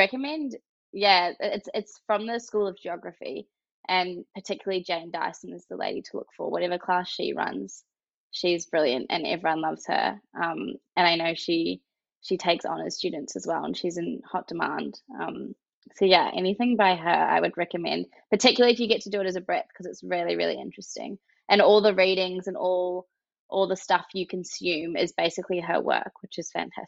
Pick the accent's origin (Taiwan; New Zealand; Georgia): New Zealand; moved away; I'm from New Zealand originally.